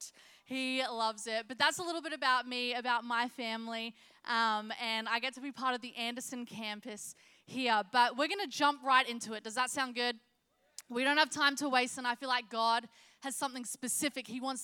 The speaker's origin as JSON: {"language": "English", "country": "Australia", "moved": "as an adult", "lives_now": "South Carolina, United States", "said": "I sound a little funny because I'm from Australia. My husband and I moved here 3 years ago"}